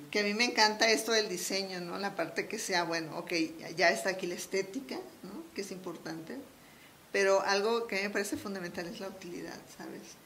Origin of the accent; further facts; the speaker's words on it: Culiacán, Sinaloa, Mexico; moved away as an adult; now in Mexico City, Mexico; yo soy sinaloense, Soy de Culiacán, Sinaloa.